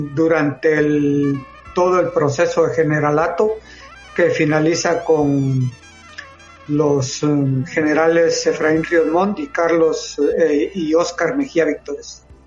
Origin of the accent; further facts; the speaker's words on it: Guatemala; soy de Guatemala